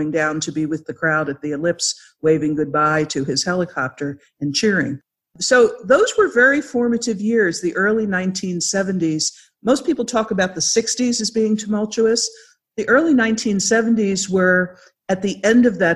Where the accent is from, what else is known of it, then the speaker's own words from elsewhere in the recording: Philadelphia, Pennsylvania, United States; I'm a Philadelphia girl from way back, if you can't tell by the way I talk. I grew up in Philadelphia suburbs.